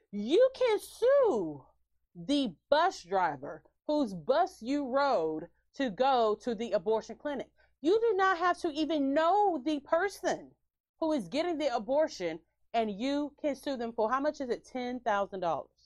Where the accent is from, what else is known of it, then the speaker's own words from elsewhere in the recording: Louisiana, United States; I'm like, uh uh-uh, we're not from Texas, we're from Louisiana we running from Ida.